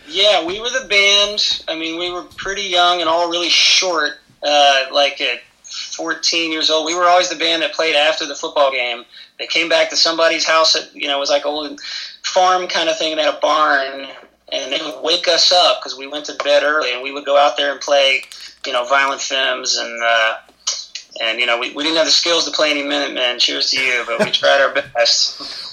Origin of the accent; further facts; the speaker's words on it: Alabama, United States; I grew up in the South in Alabama